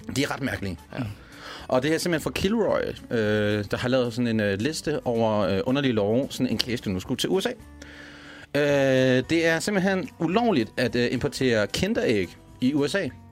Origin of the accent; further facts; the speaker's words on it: Denmark; now in Copenhagen, Denmark; som jyde